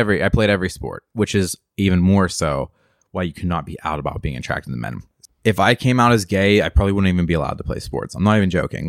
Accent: Western Pennsylvania, United States; moved away as an adult; I come from Western P

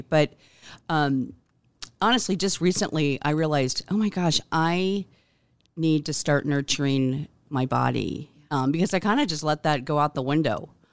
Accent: Omaha, Nebraska, United States; I was born here in Omaha, um, nineteen sixty-six, and, um, have been here all my life

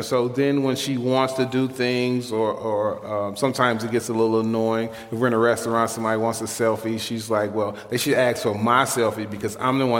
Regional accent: Chicago, Illinois, United States; Born and raised in Chicago. Been in the Arvin Gresham neighborhood my whole life. Thank you. Thank you. I grew up in a bungalow, live in a bungalow right now.

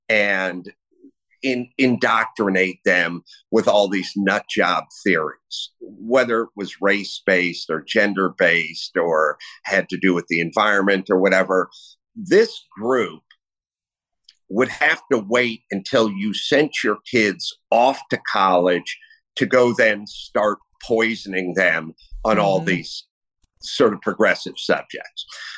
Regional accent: California, United States; as a Californian and a lifelong Californian who's getting ready to move to Texas, Nevada, or Florida.

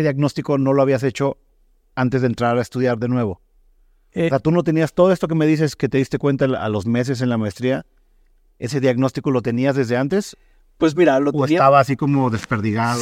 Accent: Mexico; also born or lived in Germany; como era mexicano

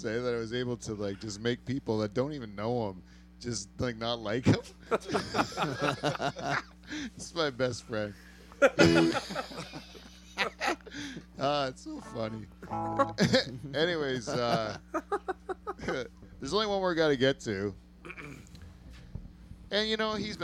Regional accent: Canada; That's all stuff we appreciate as Canadians

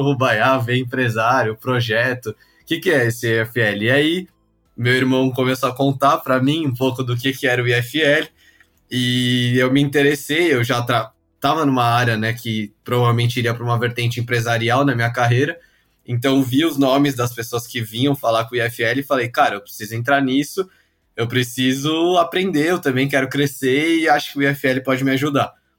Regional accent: São Paulo, Brazil; eu nasci em São Paulo, fui criado aqui pelos meus pais.

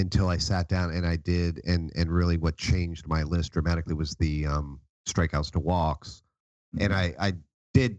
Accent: Jupiter, Florida, United States; three of us grew up in Jupiter, Florida

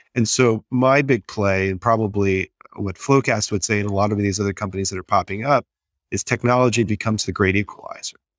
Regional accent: Texas, United States; I'm from Texas, so I, I was in the Enron world

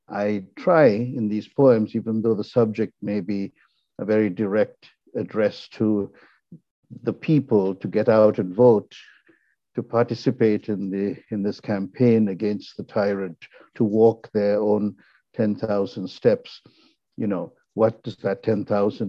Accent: Ceylon, Northern Province, Sri Lanka; now in United States; I'm a Tamil from Ceylon, you know, a country that no longer exists. I mean, it's been renamed Sri Lanka

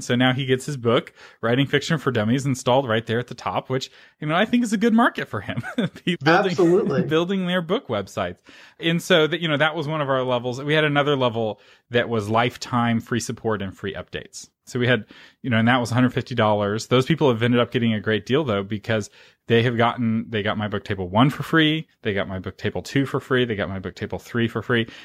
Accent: United States; I'm an American

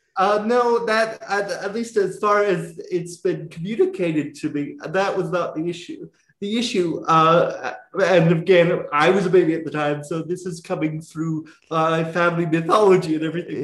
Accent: South Carolina, United States; I grew up in South Carolina.

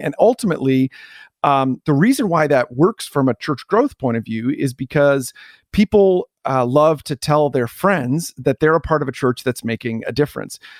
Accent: Canada; moved away as an adult; also born or lived in New Jersey, United States; I am Canadian

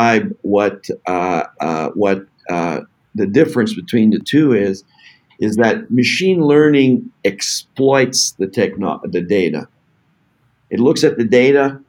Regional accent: Canada; I'm from Canada

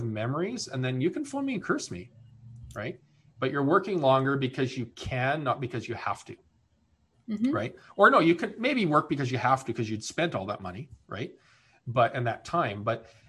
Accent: Canada; also born or lived in Winnipeg, Manitoba / Maine; now in British Columbia, Canada; I'm Canadian

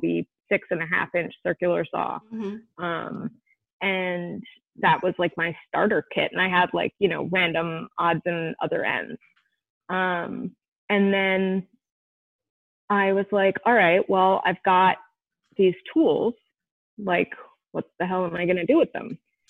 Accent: Vermont, United States; moved away as an adult; also born or lived in Maine / Carlisle, Pennsylvania; now in Philadelphia, United States; I was born in Philly, and I lived in Philly until I was 7. And then when my dad passed, my mom moved us up to Vermont, where my mom's sister and brother-in-law were. So then I lived in Vermont for 16 years

